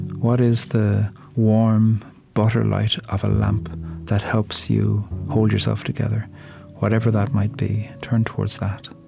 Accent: Ireland; I'm a poet from Ireland. And when I grew up, we learned poetry in Irish and English off by heart every week from the age of five.

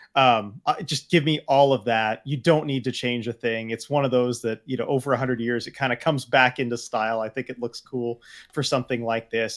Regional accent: California, United States; growing up in California

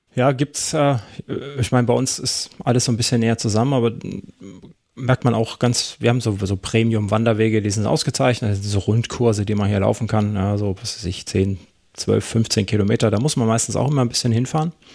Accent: Germany; bei uns in Deutschland

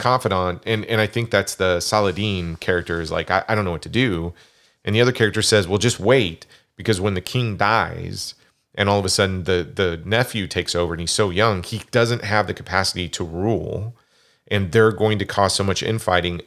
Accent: Kansas, United States; I grew up in Kansas.

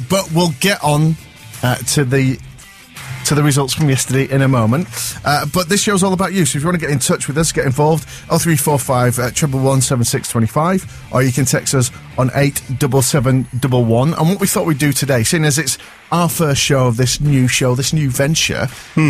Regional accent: Manchester, North West England, United Kingdom; I'm Irish Catholic, brought up in North Manchester.

